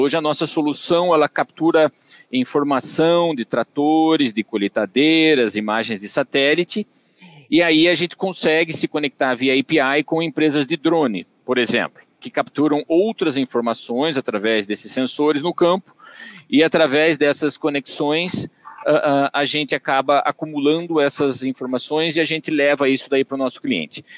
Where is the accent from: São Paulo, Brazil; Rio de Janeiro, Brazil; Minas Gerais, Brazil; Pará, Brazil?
São Paulo, Brazil; Tatuí; accent: caipira; eu sou natural de Tatuí, eu vou comentar isso porque facilmente vocês vão identificar pelo meu sotaque meu sotaque é caipira